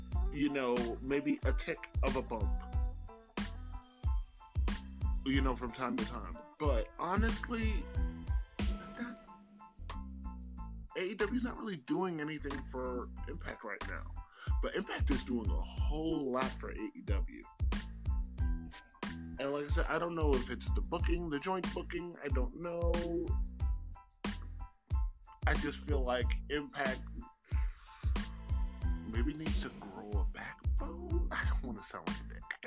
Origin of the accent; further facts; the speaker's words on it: United States; I'm saying this as an American